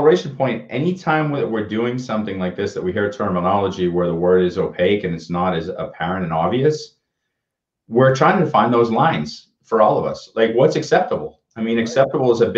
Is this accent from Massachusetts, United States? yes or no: yes; Boston, Massachusetts, United States; I grew up in Boston